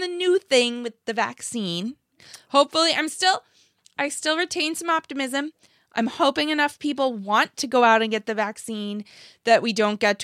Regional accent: United States; I grew up in the United States

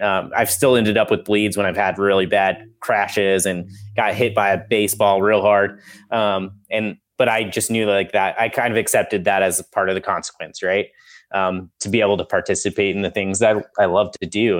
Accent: Colorado, United States; moved away as an adult; also born or lived in Nebraska; now in Salem, Massachusetts, United States; I was born in Colorado, lived there my whole life.

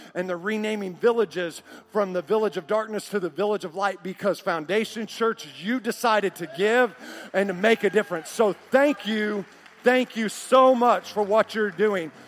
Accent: Oklahoma City, Oklahoma, United States; growing up in Oklahoma City as a kid in seventh grade

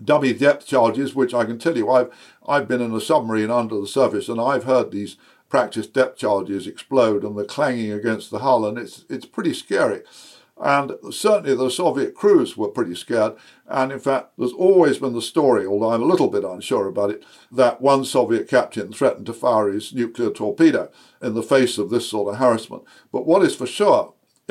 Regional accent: United Kingdom; as a Brit

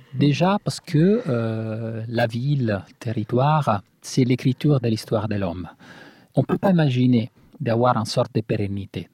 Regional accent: Italy; moved away; Nous, qu'on vient de l'Italie

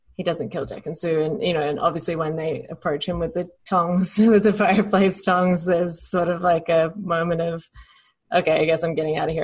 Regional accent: Adelaide, South Australia, Australia; in Adelaide, Australia, just in, in the suburbs

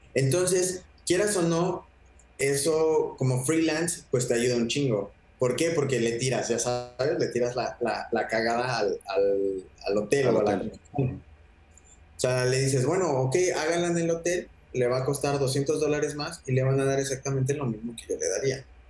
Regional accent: Mexico; como mexicano

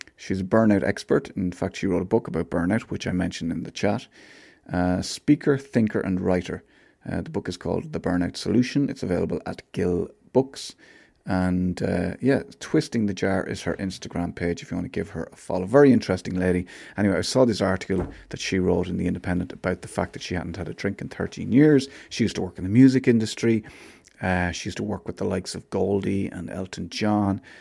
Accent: Athlone, Leinster, Ireland; I grew up in Athlone

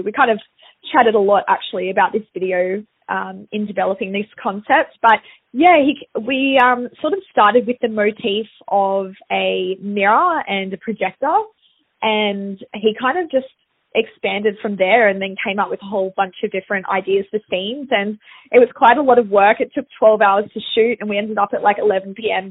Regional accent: Sydney, New South Wales, Australia; back in my hometown

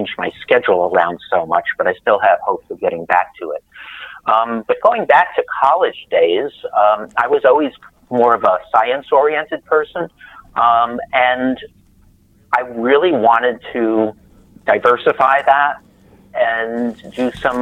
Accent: New York City, New York, United States; now in Rensselaerville, United States; I was born in Brooklyn, New York, but in 1950

